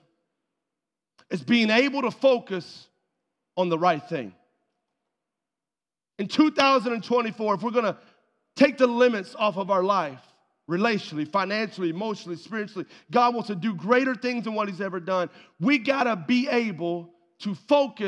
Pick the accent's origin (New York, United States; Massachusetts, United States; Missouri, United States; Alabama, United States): Alabama, United States; North; moved away; also born or lived in Asheville, North Carolina; I grew up in North Alabama